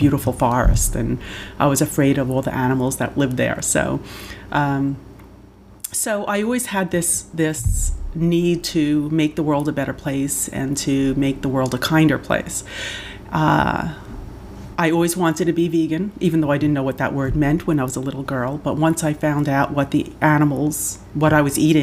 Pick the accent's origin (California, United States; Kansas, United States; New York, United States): New York, United States; New York City; also born or lived in Rockland County, New York / Orange County, New York; I grew up in the Bronx, New York. For my first 11 years, I stayed there. And then I moved up to the suburbs, so Rockland County, Orange County, if anybody knows the Hudson Valley area